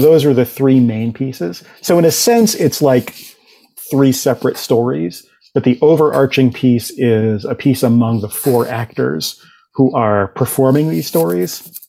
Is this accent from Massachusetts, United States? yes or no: yes; Boston, Massachusetts, United States; accent: Boston; I grew up in the Boston area, still live in the Boston area, and I spent so much of my youth like getting rid of my Boston accent